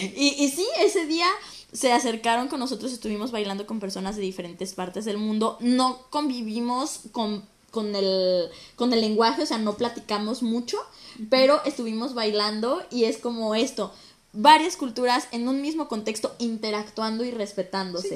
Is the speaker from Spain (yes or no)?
no; Mexico; moved away as an adult; now in Toronto, Canada; soy de México